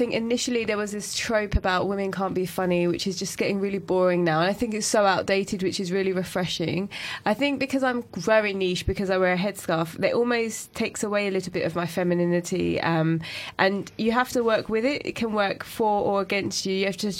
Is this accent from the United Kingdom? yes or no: yes; United Kingdom; I talk a lot about identity and being British Asian.